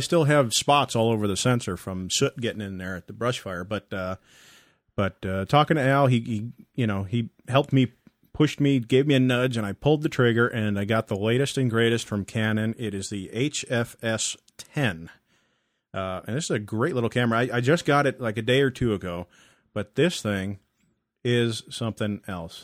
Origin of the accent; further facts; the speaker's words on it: Massachusetts, United States; moved away; my hometown departments. uh, back in Massachusetts